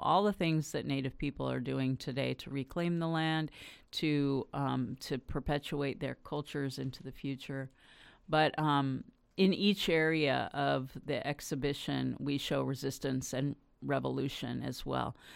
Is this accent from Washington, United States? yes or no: no; Los Angeles, California, United States; I grew up in the San Fernando Valley, the urban sprawl of Los Angeles